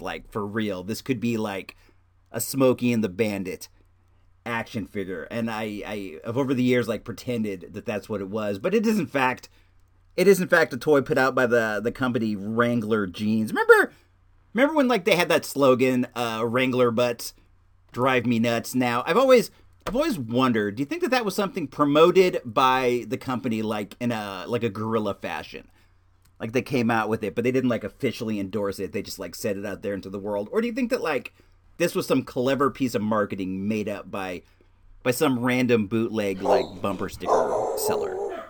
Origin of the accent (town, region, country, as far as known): California, United States; born or raised there